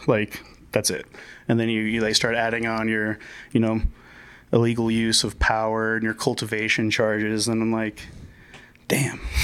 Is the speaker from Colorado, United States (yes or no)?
no; Miami, Florida, United States; moved away as an adult; now in Denver, United States; I am born and raised in Miami. Came out here in uh, November 2017.